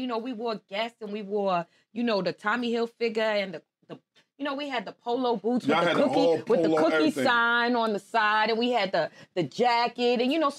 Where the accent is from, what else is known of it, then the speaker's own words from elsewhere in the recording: New York City, New York, United States; I'm from Brooklyn.